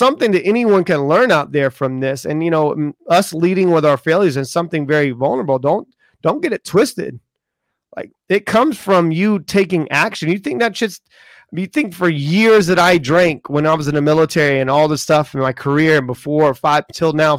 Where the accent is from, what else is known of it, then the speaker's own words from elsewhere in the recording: the South, United States; moved away; I'm from the South